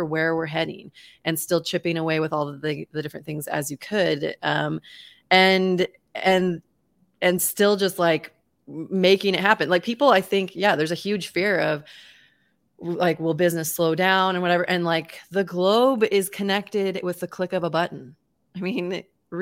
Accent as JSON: {"language": "English", "town": "Boise", "region": "Idaho", "country": "United States", "tie": "born or raised there", "said": "I was not only born and raised in Boise, Idaho, but I still live here. I've never actually lived anywhere else."}